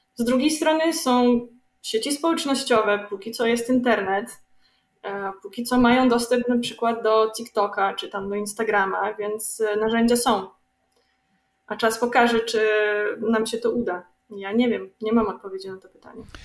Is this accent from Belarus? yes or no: yes; Belarus; my Białorusini